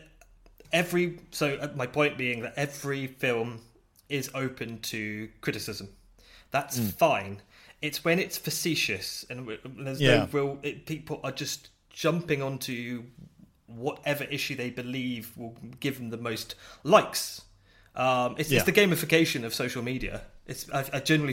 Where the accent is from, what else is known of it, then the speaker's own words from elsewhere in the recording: United Kingdom; I'm British